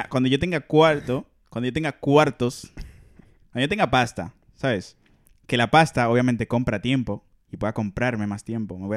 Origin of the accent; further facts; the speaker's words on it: Dominican Republic; now in Spain; como dominicano.